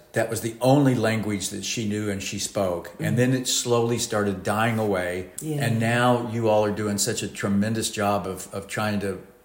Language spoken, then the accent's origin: English; Bartlesville, Oklahoma, United States; born or raised there